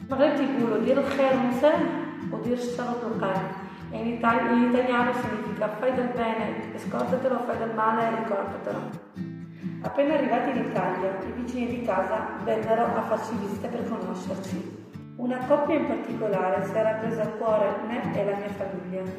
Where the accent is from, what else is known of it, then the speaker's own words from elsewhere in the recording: Iași, Iași County, Romania; now in Val di Susa, Italy; Quando sono arrivata in Valsusa da Iași, città industriale e universitaria in Romania, sono stata accolta molto bene.